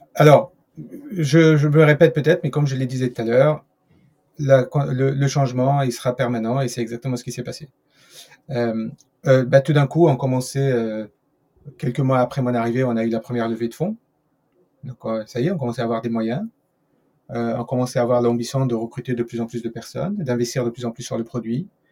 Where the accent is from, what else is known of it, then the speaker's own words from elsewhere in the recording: France; je suis français